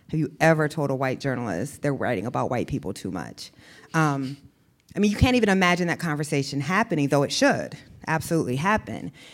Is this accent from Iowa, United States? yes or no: yes; Iowa, United States; moved away as an adult; also born or lived in the South; I grew up in Iowa